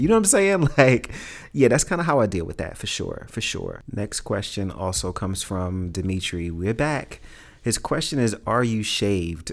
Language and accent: English; New York City, New York, United States; growing up in Brooklyn, growing up in Red Hook in the hood